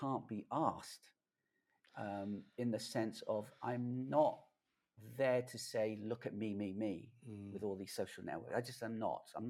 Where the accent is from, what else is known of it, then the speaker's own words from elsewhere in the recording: London, United Kingdom; I grew up in London